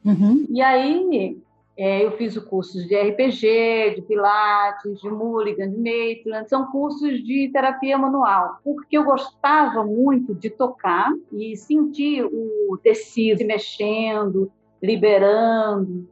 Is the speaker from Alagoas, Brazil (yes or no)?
yes; Maceió, Alagoas, Brazil; moved away; Eu nasci em Maceió e eu lá fiz o curso de fisioterapia